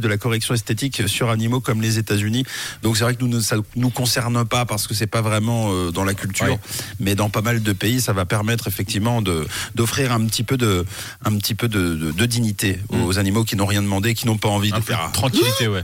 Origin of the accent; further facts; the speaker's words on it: Switzerland; chez nous en Suisse